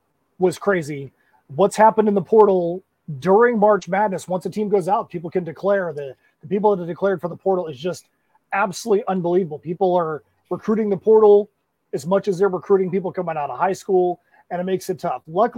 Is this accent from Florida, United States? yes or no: yes; Boca Raton, Florida, United States; That's my hometown school. As you know, I'm a North Carolina State Wolfpack fan, but I grew up 1 mile from FAU's campus, graduated in the FAU gym.